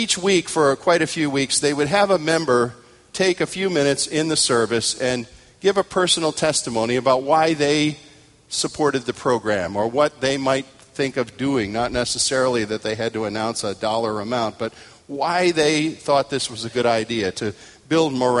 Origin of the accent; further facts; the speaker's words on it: United States; I'm an American male